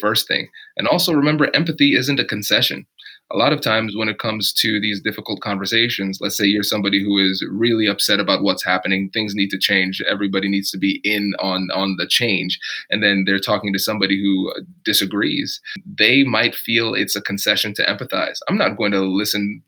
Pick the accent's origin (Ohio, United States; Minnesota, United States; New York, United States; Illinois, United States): Ohio, United States; Tiffin; I grew up in Tiffin, Ohio, so small town Ohio